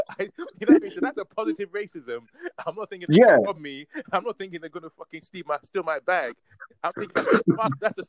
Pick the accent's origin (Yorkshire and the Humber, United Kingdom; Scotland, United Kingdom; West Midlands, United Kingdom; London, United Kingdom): London, United Kingdom; Hounslow; We're from Hounslow